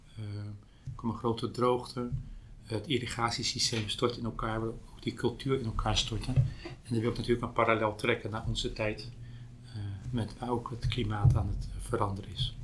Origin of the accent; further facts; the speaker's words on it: Pijnacker, South Holland, Netherlands; Ik kom zelf uit Pijnakker, bij Delft